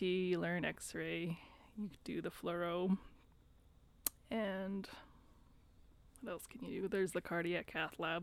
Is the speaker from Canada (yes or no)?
yes; Wetaskiwin, Alberta, Canada; I've basically been born and raised in Wetaskiwin